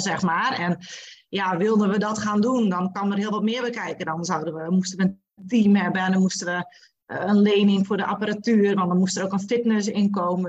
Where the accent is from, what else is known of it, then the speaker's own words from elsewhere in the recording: Friesland, Netherlands; now in Bedum, Netherlands; Ik kom oorspronkelijk uit Friesland, woon sinds eh, nou ja, heel wat jaartjes inmiddels al in beden